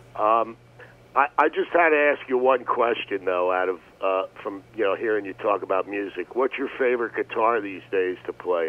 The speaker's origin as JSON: {"language": "English", "town": "Wayne", "region": "New Jersey", "country": "United States", "said": "I'm from Wayne, New Jersey."}